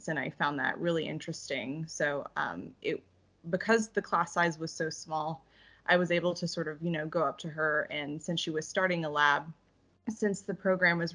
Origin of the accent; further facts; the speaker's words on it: Houston, Texas, United States; moved away as an adult; also born or lived in Dallas, Texas; I'm originally from Houston, Texas, just 5 minutes away from Johnson Space Center. So science and technology has been part of my upbringing.